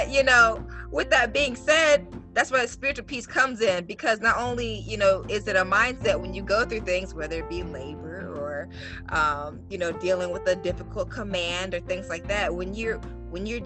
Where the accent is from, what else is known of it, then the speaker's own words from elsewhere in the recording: the Deep South, United States; I was raised in the South, deep South